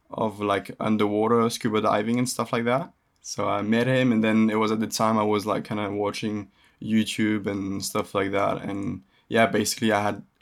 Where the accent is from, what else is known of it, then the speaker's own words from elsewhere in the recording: Indonesia; The fact that I lived actually, I grew up in in Indonesia, uh, yeah.